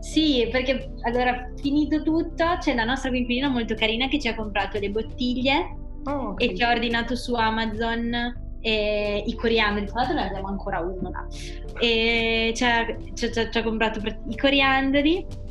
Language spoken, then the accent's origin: Italian; Pesaro, Marche, Italy; moved away as an adult; now in Bologna, Italy; io sono di Pesaro